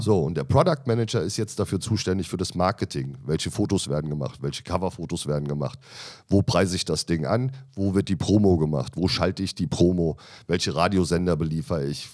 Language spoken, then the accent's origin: German; Michelstadt, Hesse, Germany; moved away as an adult; now in Berlin, Germany; Also ich komme aus einem kleinen Dorf, würde ich es jetzt nicht nennen. Das ist eine ja. kleine Stadt im Odenwald